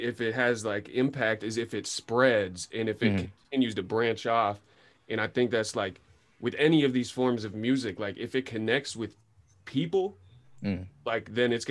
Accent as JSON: {"language": "English", "town": "Sebastopol", "region": "California", "country": "United States", "tie": "born or raised there", "said": "growing up in Sebastopol 100% influenced the type of artist I am"}